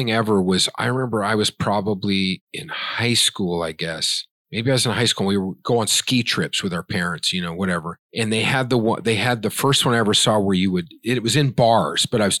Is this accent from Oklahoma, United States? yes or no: yes; Oklahoma, United States; moved away; I grew up in Oklahoma.